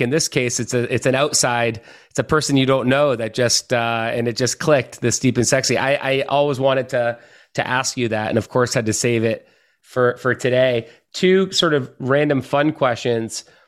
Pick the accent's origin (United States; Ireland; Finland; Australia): Finland; I was born in Finland